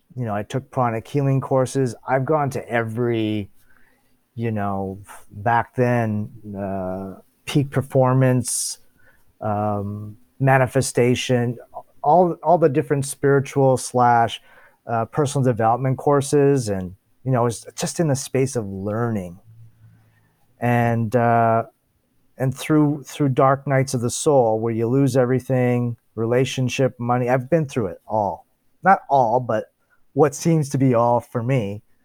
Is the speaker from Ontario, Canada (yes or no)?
yes; Toronto, Ontario, Canada; I was born here in Toronto, Ontario